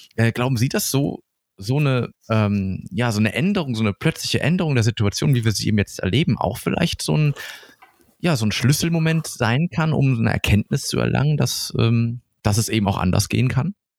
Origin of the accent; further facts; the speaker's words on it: Germany; hier bei uns in Deutschland